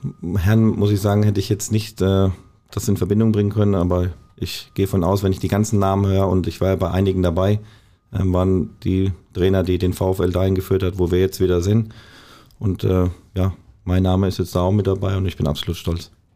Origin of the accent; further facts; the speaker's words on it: Wertheim, Baden-Württemberg, Germany; now in Bochum, Germany; Wertheim ist natürlich meine Heimat